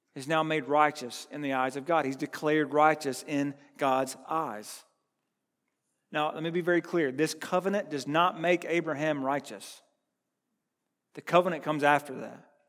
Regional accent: United States; I'm from Burke County

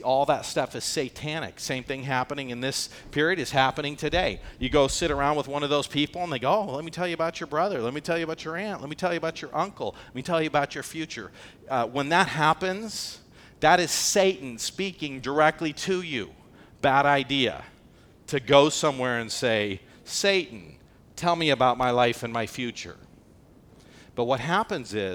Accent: United States; I'm an American.

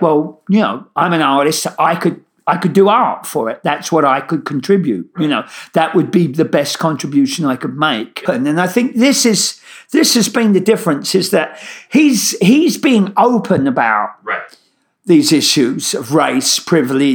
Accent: London, United Kingdom; moved away as an adult; now in New York, United States; my Brooklyn accent, I originally come from East London

